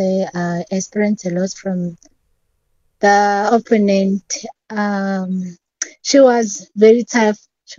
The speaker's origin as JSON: {"language": "English", "town": "Dundee", "region": "KwaZulu-Natal", "country": "South Africa", "said": "Yo, I'm from Dandi, Sibongile location."}